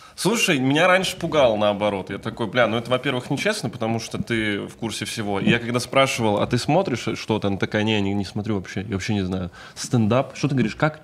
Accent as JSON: {"language": "Russian", "town": "Kovrov", "region": "Vladimir Oblast", "country": "Russia", "moved": "yes", "said": "я из Коврова, это рядом"}